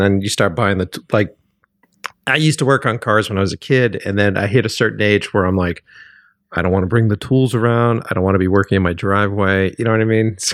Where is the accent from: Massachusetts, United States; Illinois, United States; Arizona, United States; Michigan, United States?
Massachusetts, United States; Boston; moved away; because I'm originally from Boston